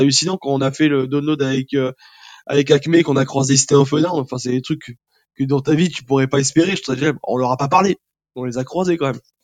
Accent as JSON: {"language": "French", "region": "southern France", "country": "France", "moved": "as an adult", "lives_now": "Paris, France", "said": "on vient du sud de la France, on est monté sur Paris"}